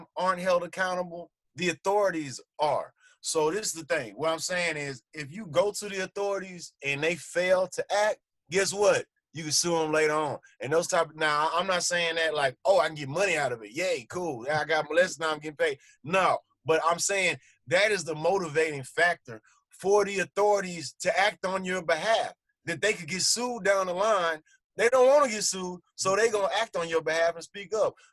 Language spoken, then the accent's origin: English; United States; growing up in America